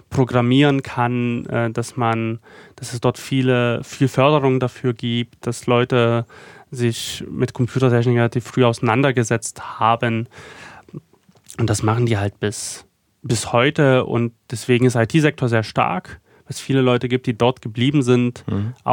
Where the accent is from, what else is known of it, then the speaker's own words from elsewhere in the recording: Freital, Saxony, Germany; Ich bin dann in Freital weiter groß geworden. Was aber halt auch eine Umstellung war, weil natürlich so viel alles groß, ähm, alles sehr, sehr turbulent, viel Verkehr und Freital war natürlich das, das, das Gegenteil einfach davon.